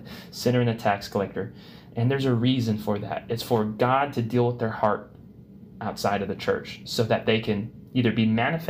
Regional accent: United States

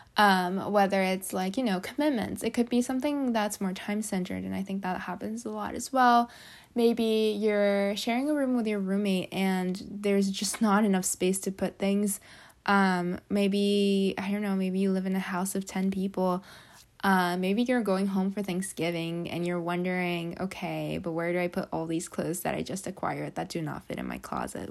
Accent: Japan; moved away; I come from Japan, which is where we have a lot of earthquakes

